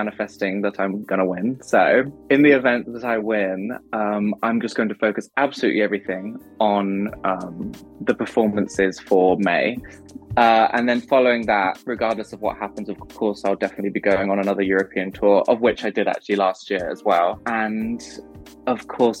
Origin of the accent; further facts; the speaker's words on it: England, United Kingdom; I'm English